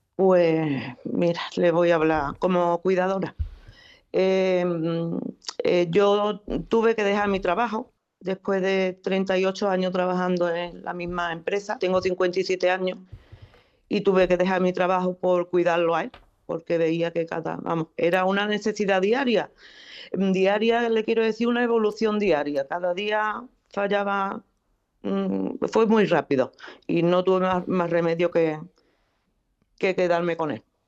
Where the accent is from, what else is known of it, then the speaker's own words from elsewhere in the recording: Huelva, Andalusia, Spain; soy de Huelva, ¿no? De Borullo.